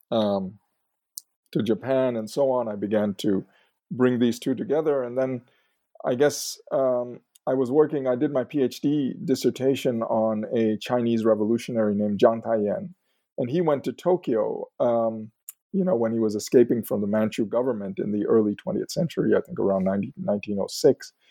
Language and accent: English; Mumbai, Maharashtra, India; moved away; also born or lived in Chicago, United States; So, I was uh, I was born in Chicago, but we uh, returned to India, specifically uh, Bombay. Um, it was Bombay back then. Um, when I was about two weeks old